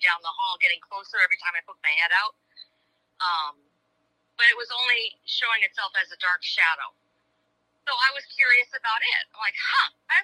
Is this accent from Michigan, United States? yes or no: yes; Michigan, United States; I'm from Michigan